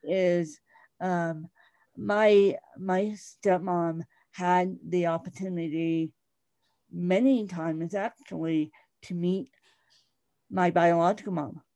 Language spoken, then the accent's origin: English; Bahamas; accent: British; moved away; I um, grew up semi in a British colony in the Bahamas.